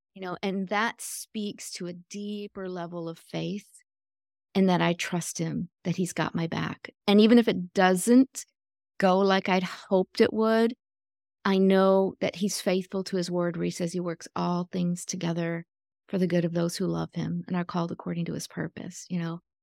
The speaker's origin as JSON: {"language": "English", "region": "Michigan", "country": "United States", "tie": "born or raised there", "also_born_or_lived": "Florida", "moved": "as an adult", "said": "I grew up in Michigan, but I moved to Florida when I was twenty, going on twenty-one"}